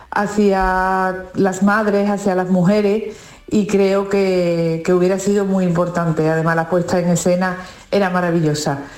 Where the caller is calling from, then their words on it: Granada, Andalusia, Spain; Buenos días, Canal Sur. Soy … de Granada.